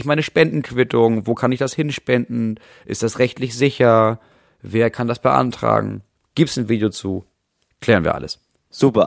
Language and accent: German; Germany; wir als Deutsche